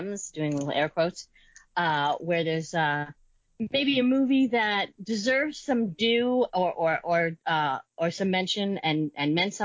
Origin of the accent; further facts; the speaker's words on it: New York, United States; I'm from New York